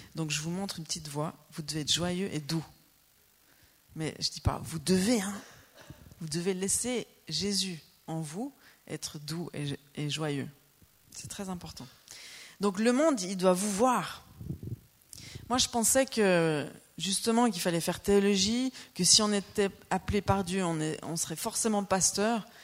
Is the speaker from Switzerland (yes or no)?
yes; Lausanne region, Vaud, Switzerland; moved away as an adult; also born or lived in Normandy; now in Annecy, France; on est suisse. On vient de la région de Lausanne